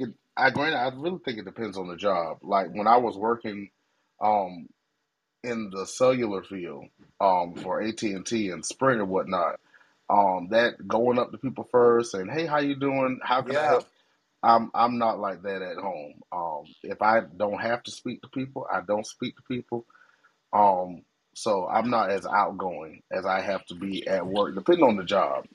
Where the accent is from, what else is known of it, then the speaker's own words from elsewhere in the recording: Greensboro, North Carolina, United States; moved away; also born or lived in Greeleyville; Greensboro, North Carolina is my hometown